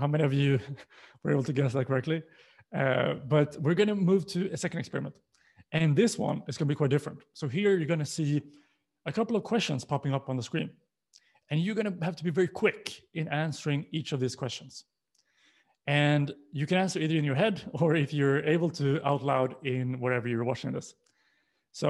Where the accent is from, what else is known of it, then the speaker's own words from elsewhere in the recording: Sweden; moved away; I'm born and raised in Sweden, but I've lived and worked in pretty much most continents